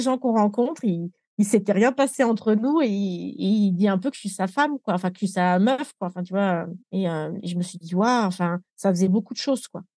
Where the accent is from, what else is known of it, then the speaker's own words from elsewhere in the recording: France; moved away as an adult; also born or lived in Nepal; je suis née en France